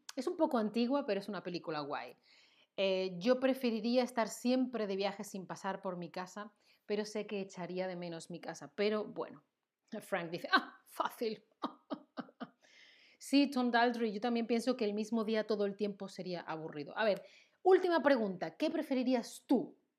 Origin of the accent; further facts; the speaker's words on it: Seville, Andalusia, Spain; first language Spanish; now in Germany; Yo soy de Sevilla, en el sur de España